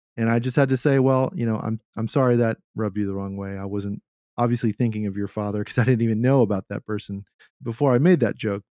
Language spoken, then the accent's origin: English; Texas, United States; my culture as a Texan